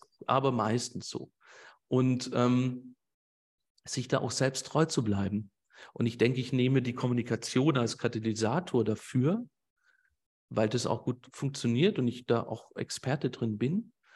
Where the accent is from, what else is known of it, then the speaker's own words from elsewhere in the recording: Swabia, Germany; Ich sag den jetzt einfach mal so auch als Schwabe